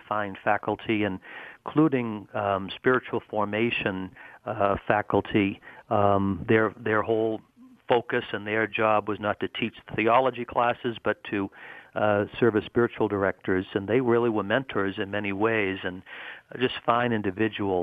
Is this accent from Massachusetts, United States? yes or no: yes; Boston, Massachusetts, United States; I grew up in Greater Boston, Massachusetts, in a suburb of Boston